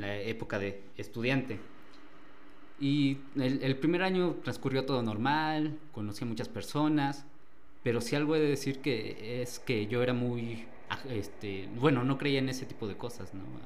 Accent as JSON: {"language": "Spanish", "town": "Calpulalpan", "region": "Tlaxcala", "country": "Mexico", "said": "Vengo del municipio de Calpulalpa, en el estado de Tlaxcala"}